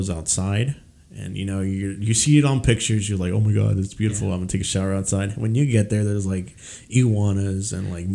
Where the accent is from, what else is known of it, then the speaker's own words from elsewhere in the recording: Mexico City, Mexico; moved away; I was born and raised in Mexico